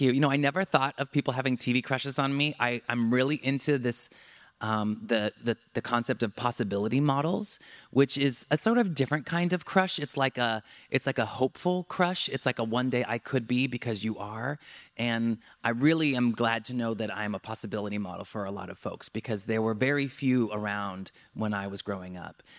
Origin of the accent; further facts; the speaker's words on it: Southern California, United States; also born or lived in Santa Cruz, California / New York; I grew up in Southern California